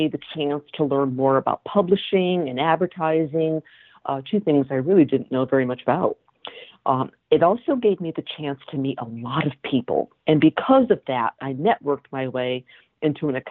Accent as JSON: {"language": "English", "region": "Connecticut", "country": "United States", "tie": "born or raised there", "also_born_or_lived": "Massachusetts", "said": "I grew up in Connecticut"}